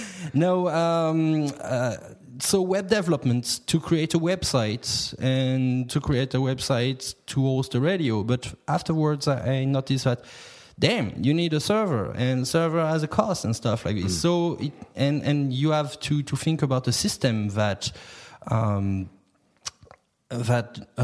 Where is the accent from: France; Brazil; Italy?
France; English is a second language; moved away as an adult; now in Cork, Ireland; I'm coming from France, and back in France